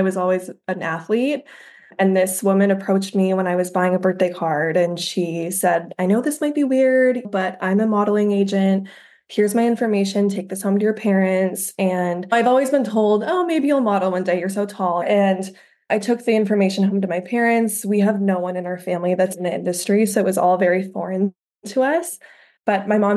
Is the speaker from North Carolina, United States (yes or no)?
no; outside of Denver, Colorado, United States; also born or lived in Milan, Italy; my hometown outside of Denver